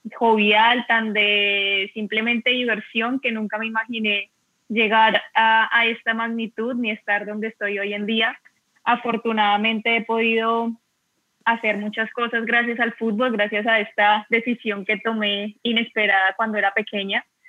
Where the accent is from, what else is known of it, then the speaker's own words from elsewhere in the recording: Bogotá, Colombia; moved away as an adult; now in Seville, Spain; soy de Bogotá, actualmente vivo en Sevilla